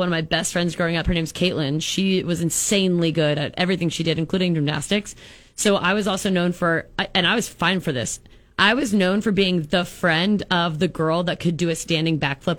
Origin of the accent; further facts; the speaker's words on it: Unadilla, Nebraska, United States; I'm from Villages, Cook, and Unadilla, so population's 300 or less, but I opted into the LPS district